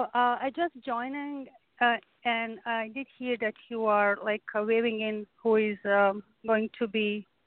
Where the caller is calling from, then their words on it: Boston, Massachusetts, United States; I'm calling from Boston area.